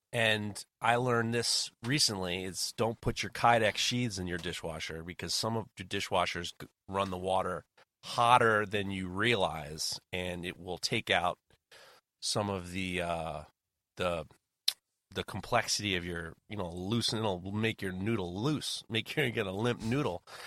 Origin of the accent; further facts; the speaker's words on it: New York City, New York, United States; I grew up in Manhattan and Brooklyn and New York